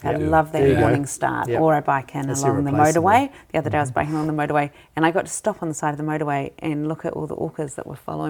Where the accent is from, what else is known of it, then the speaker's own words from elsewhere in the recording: Wellington, New Zealand; moved away as an adult; also born or lived in Copenhagen / Switzerland; I'm really loving being back in Wellington. And it's, I was born in Wellington, grew up in Wellington, went away to Copenhagen and came back. I had a year in Switzerland as well at one point.